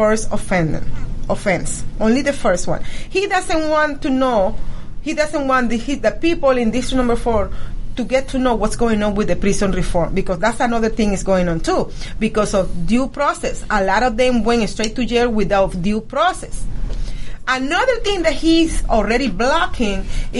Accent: Venezuela; now in Georgia, United States; I came from Venezuela.

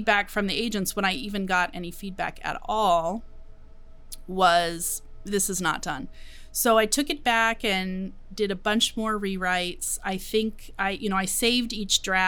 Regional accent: West Sonoma County, California, United States; I grew up in Sonoma County, West Sonoma County

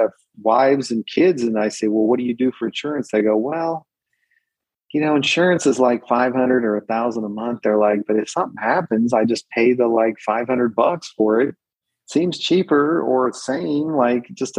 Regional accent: United States; moved away as an adult; now in Mexico; I'm a proud American and I grew up in America

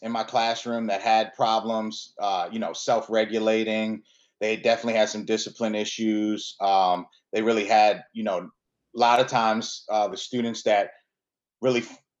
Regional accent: Aberdeen, Maryland, United States; also born or lived in Milwaukee, Wisconsin; I grew up in Maryland. Since I was born in Milwaukee, Wisconsin, but I moved out here with my parents when I was 3 years old. I grew up about 20 minutes outside of the city, in Aberdeen

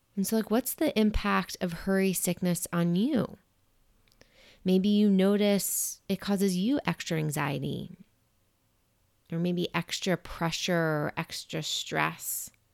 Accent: New York, United States; being a New Yorker and growing up in New York

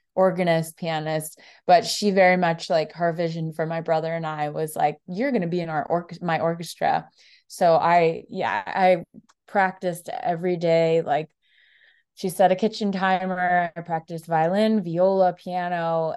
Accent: South Florida, United States; now in Nashville, United States; I'm from Florida

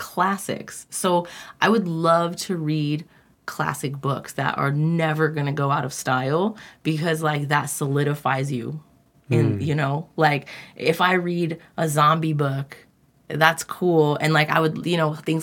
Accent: California, United States; I'm from California

